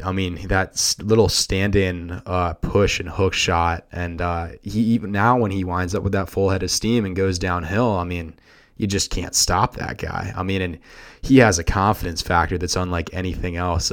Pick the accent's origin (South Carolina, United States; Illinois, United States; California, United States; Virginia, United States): Virginia, United States; Lynchburg; I am from Lynchburg, Virginia. I went to Virginia Episcopal School